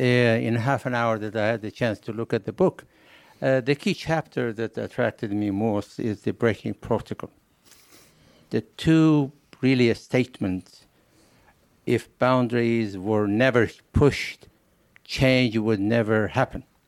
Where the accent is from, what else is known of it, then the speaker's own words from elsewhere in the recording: northern Iran, Iran; moved away; I was born in Iran, in northern Iran